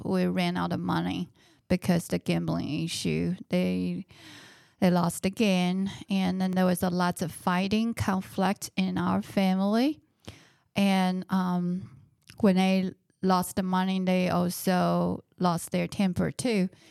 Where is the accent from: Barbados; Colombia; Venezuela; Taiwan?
Taiwan; now in United States; I was born in Taiwan and I grew up in Taiwan.